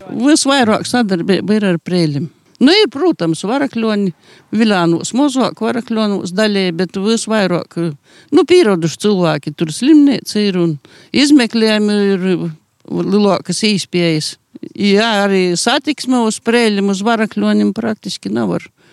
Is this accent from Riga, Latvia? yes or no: no; Sēļakolns, Latgale, Latvia; Esmu dzimis augusi tāpēc Sēļakolnā.